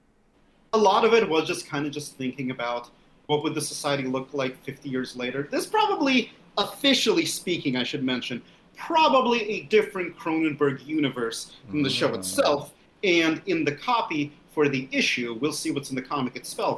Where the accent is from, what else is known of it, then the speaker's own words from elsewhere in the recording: Russia; now in United States; I'm from the Soviet Union. I mean, I'm born from Russia. It's something I'm very proud of, being a Russian immigrant in the United States